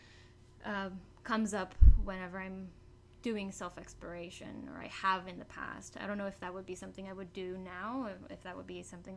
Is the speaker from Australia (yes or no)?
no; Mexico; moved away; I was born and raised in Mexico